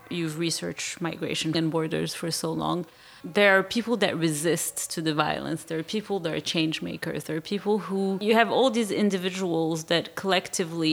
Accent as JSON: {"language": "English", "town": "Marrakesh", "region": "Marrakesh-Safi", "country": "Morocco", "said": "I'm from Marrakesh, and I'm in Tangier"}